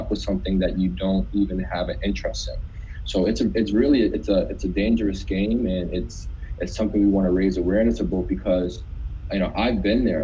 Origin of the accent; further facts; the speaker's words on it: North Preston, Nova Scotia, Canada; I'm from North Preston, one of Canada's largest Black communities